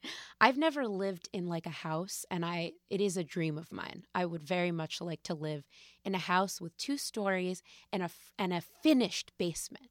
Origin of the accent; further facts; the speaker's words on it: West Hartford, Connecticut, United States; also born or lived in New York; I grew up in West Hartford, Connecticut